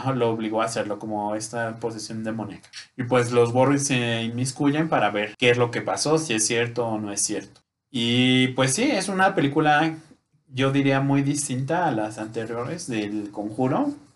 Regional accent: Mexico; Como de, buen mexicano

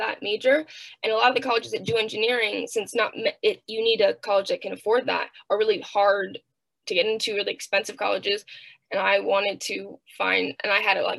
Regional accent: Southern California, United States; I'm from SoCal

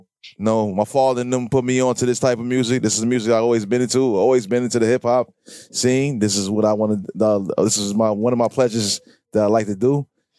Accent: New York City, New York, United States; And I'm from Brooklyn. I'm from Brooklyn, Brownsville.

